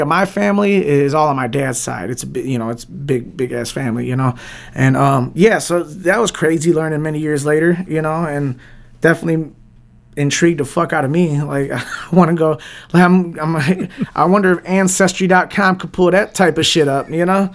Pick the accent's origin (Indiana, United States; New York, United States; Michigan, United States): Michigan, United States; Detroit; Born and raised in Southwest Detroit, you know, like, born and raised in Southwest Detroit, still in Southwest Detroit